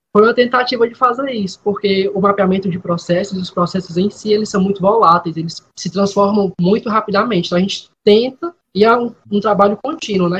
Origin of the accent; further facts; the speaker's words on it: Fortaleza, Ceará, Brazil; eu sou nascido For em Fortaleza e também falo no momento de Fortaleza